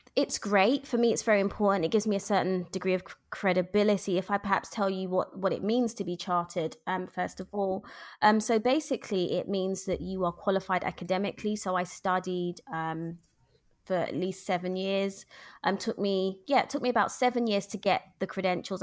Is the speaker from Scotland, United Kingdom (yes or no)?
no; London, United Kingdom; now in Luton, United Kingdom; born and bred in London